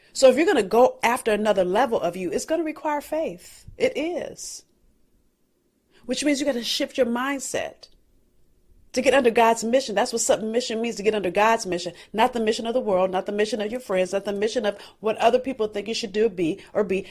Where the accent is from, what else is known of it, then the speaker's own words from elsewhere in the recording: Los Angeles, California, United States; I'm from South Central L A.